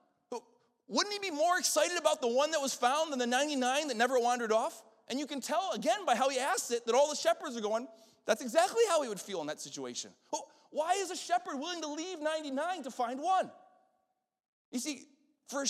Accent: Western New York, United States; moved away; I'm up from Western New York, and so the Buffalo Bills were our football team up there

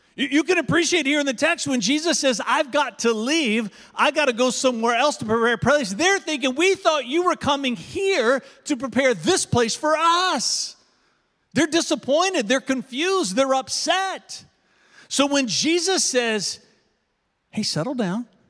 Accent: United States; being an American

